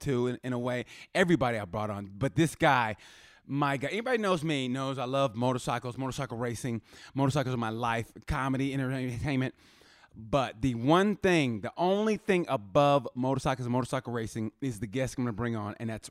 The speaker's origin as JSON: {"language": "English", "town": "Muskogee", "region": "Oklahoma", "country": "United States", "tie": "born or raised there", "said": "I'm from Muskogee"}